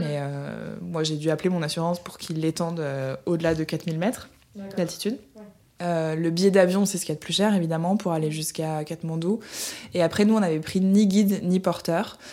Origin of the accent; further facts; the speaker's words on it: Budapest, Hungary; rentrer chez moi en Hongrie, à Budapest